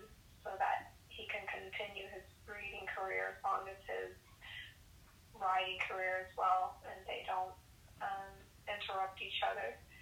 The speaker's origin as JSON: {"language": "English", "town": "Wichita", "region": "Kansas", "country": "United States", "moved": "yes", "lives_now": "Wellington, United States", "said": "I am located now in Wellington, Florida. I'm from Wichita, Kansas. I've been riding since I was 8 years old, and I am currently 37."}